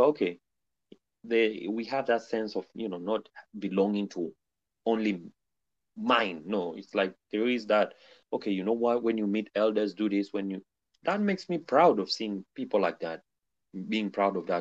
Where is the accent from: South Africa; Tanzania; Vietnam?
Tanzania; Arusha; moved away as an adult; now in Xi'an, China; I come from a region where I think, if not me calling it, maybe it's cold like that, but it is also the Geneva of Africa. I'm coming from Arusha city.